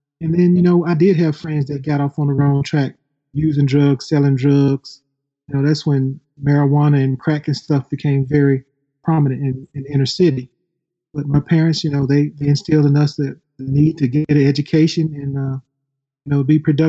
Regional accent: Memphis, Tennessee, United States; growing up in Orange Mound, it was Orange Mound, Tennessee. We were like our own little village.

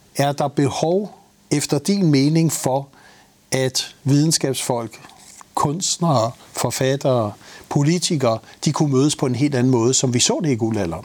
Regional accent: Denmark

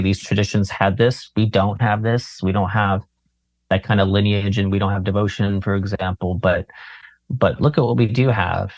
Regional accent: Berkeley, California, United States; I grew up around Berkeley.

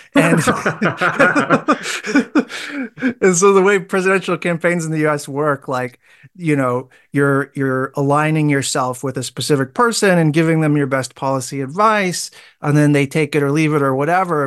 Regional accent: United States; moved away as an adult; now in Wellington, New Zealand; by, uh, experience in life and birth, I'm American

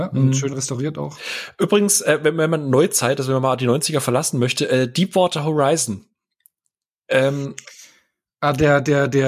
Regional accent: Karlsruhe, Baden-Württemberg, Germany; ich bin ja gebürtiger Karlsruher

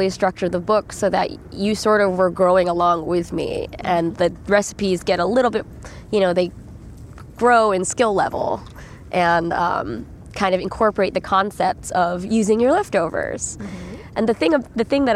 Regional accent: Northern California, United States; as a Filipino American child in Northern California

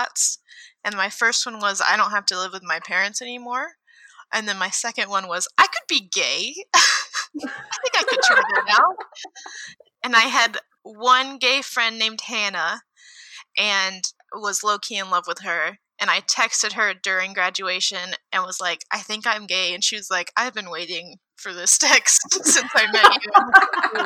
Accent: Texas, United States; now in Midwest, United States; I live in the Midwest of the U.S., but I'm from Texas

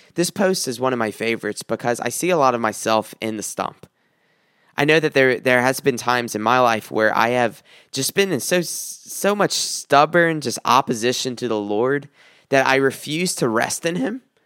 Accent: South Carolina, United States; moved away; I came from South Carolina and I was born and raised there

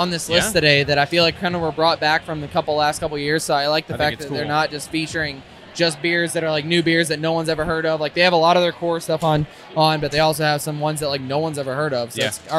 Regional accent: United States; I also love maple and I love bacon, of course, because I'm American.

